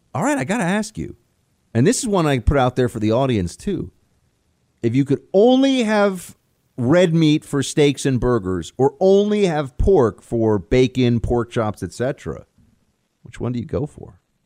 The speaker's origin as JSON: {"language": "English", "region": "New York", "country": "United States", "tie": "born or raised there", "said": "My closest friends from growing up in New York, uh, a handful of guys that were my, uh, high school best buddies"}